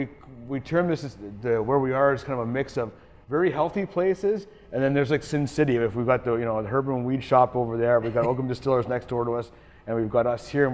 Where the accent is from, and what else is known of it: Canada